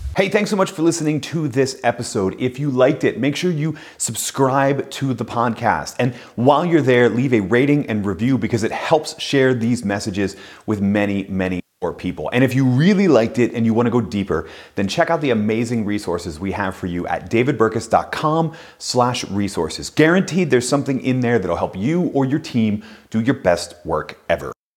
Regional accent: Philadelphia, Pennsylvania, United States; I'm from Philadelphia, and we are the chip on our shoulder, prove you're all wrong underdog motivation family

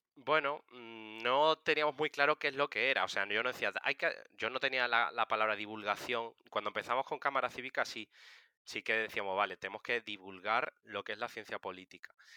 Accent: Seville, Andalusia, Spain; moved away as an adult; now in Madrid, Spain; soy de Sevilla, pero llevo siete años viviendo en Madrid

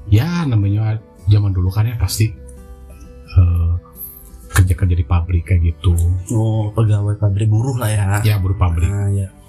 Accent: Garut, West Java, Indonesia; also born or lived in Bandung; Jadi gue tuh eh, lahir di Garut mm -hmm. dan sebenarnya masa kecil sih gue tinggal di sana.

